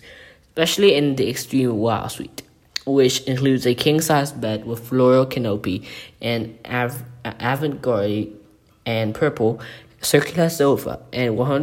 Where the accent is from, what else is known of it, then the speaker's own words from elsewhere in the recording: Bangkok, Thailand; the Peninsula Bangkok, in Bangkok, Thailand, my hometown